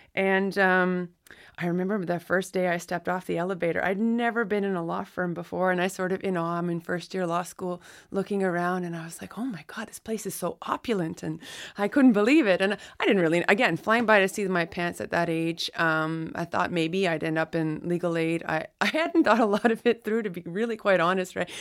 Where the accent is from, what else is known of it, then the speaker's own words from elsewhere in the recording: Listuguj Mi'gmaq First Nation, Quebec, Canada; I'm from the Listicuch Mi'kmaq First Nation, which is on the border of Campbellton, New Brunswick, and, uh, the Gaspe coast of Quebec.